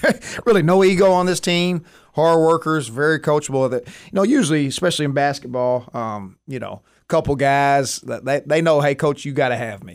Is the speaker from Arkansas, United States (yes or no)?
yes; Jonesboro, Arkansas, United States; moved away as an adult; also born or lived in Springdale, Arkansas; now in Texarkana, United States; I'm originally from Jonesboro, Arkansas.